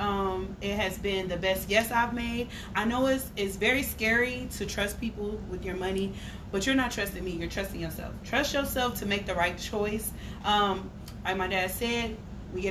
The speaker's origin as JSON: {"language": "English", "town": "Cleveland", "region": "Ohio", "country": "United States", "moved": "as an adult", "lives_now": "Houston, United States", "said": "I came all the way home to Cleveland just to spread the word. I love my city."}